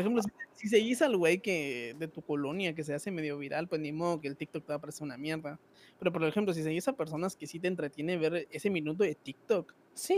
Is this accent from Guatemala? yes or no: yes; Guatemala; Yo soy de Guatemala, un país tercermundista hasta la verga.